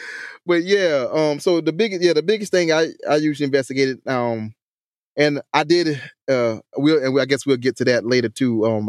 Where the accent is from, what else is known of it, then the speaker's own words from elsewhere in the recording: Hampton, South Carolina, United States; accent: country; Yes. That's my hometown. That's where I grew up at.